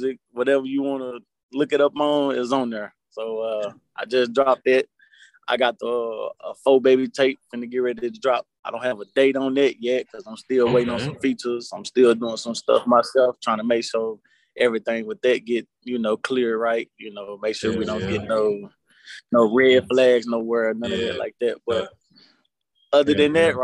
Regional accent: Springhill, Louisiana, United States; now in Cullen, United States; I'm straight from Spring Hill, Louisiana. I live in Cullen, Louisiana.

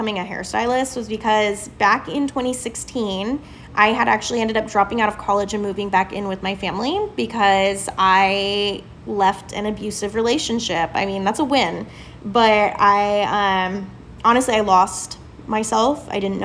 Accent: Southern California, United States; moved away as an adult; also born or lived in Avon, Indiana; now in Indiana, United States; I was born and raised in Southern California

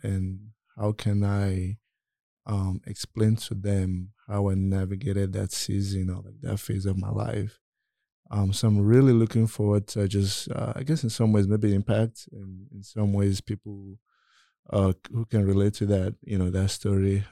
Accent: Nigeria; I'm from Nigeria

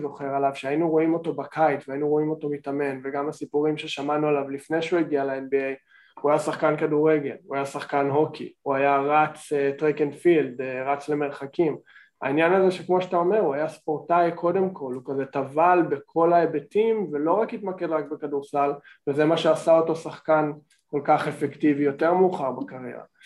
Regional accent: Canada; moved away as an adult; now in Israel; אני מקנדה, אני הייתי בקנדה 14 שנה בתיכון ובקולג'ים

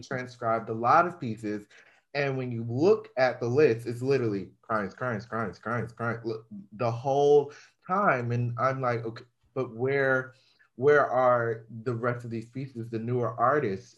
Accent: Georgia, United States; now in Florida, United States; I'm from Georgia

